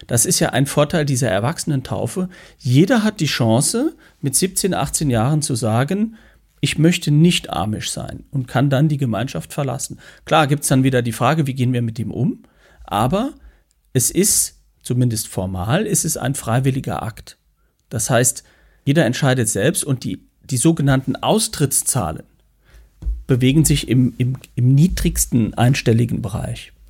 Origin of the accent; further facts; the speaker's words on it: St. Ingbert, Saarland, Germany; St. Ingbert, wo ich herkomme, hat ja, äh, gehörte ja zur, zur Bayerischen Pfalz, also war durchaus auch in diesem Sprachraum äh, unterwegs.